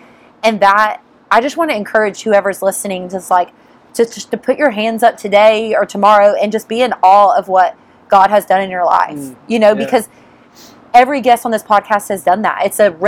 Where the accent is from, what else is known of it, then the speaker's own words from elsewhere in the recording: Detroit, Michigan, United States; I'm not from here. I'm from Michigan, Detroit.